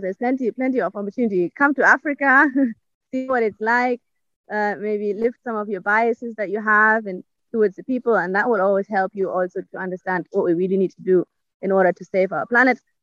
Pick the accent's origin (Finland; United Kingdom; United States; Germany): Germany; moved away; I come from Germany